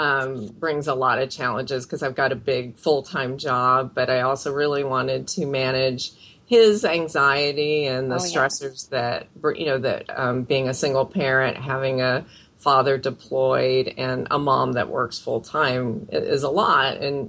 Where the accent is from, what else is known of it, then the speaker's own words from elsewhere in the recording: Philippines; born there; I can't really claim, I'm from this area, except for that I was born in the Philippines.